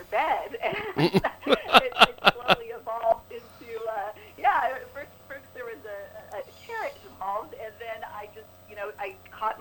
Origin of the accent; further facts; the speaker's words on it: Bay Area, California, United States; I am originally from the Bay Area